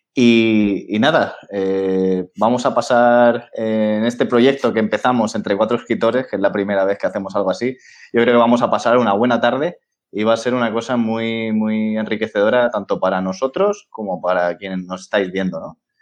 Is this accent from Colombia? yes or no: no; Valencian Community, Spain; now in Madrid, Spain; somos valencianos los tres, menos Luis